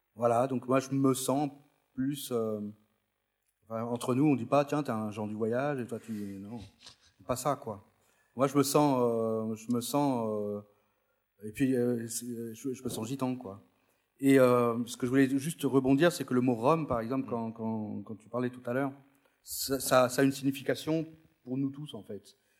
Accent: France; je suis né en France, mais mes parents sont venus, euh, d'Espagne

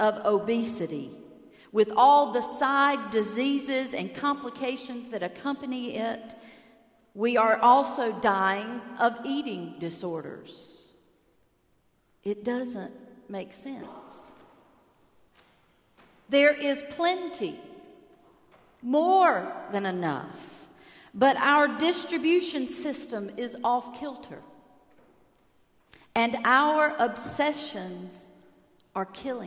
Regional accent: United States; as an American in Cuba

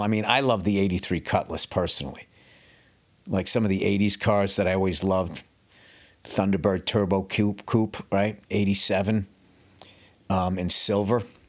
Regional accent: United States; I'm an American

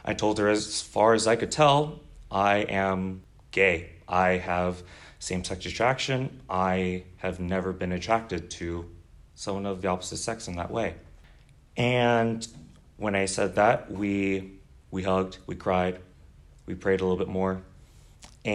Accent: Southern California, United States; moved away as an adult; also born or lived in Seattle, United States; now in Chicago, United States; Born and raised in Southern California, just one of many SoCal guys that are just raiding the Midwest

